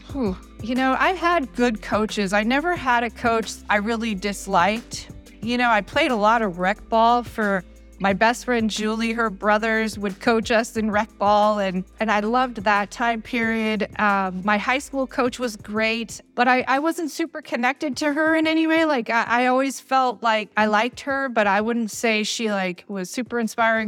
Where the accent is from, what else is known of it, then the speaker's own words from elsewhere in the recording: Detroit, Michigan, United States; moved away; also born or lived in Virginia; I was born in Detroit and, you know, raised there.